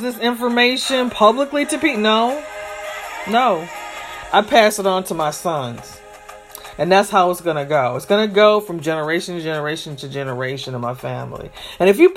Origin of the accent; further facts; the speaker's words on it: Michigan, United States; as a child of a family that is from the South, I was born in the North.